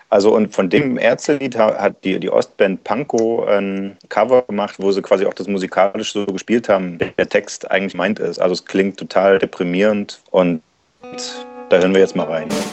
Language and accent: German; East Germany, Germany; mir als Ossi